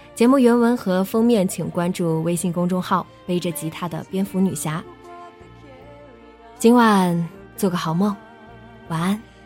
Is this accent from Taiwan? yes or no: no; China; 咱们内地人